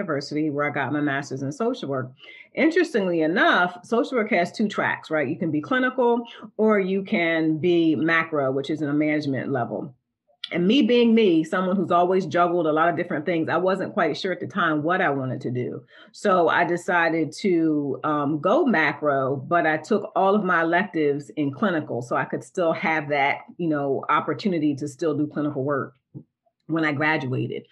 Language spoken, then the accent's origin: English; Delaware, United States; I'm from a small town in Delaware, and it was a beach town.